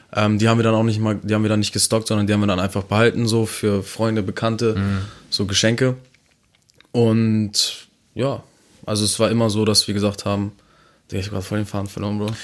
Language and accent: German; Neumünster, Schleswig-Holstein, Germany; ich komme aus meiner Stadt, ich bin auch stolz auf meine Stadt